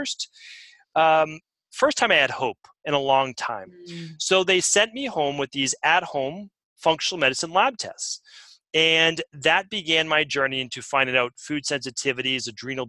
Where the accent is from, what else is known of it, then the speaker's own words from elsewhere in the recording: Medford, Massachusetts, United States; where I grew up in Medford, Massachusetts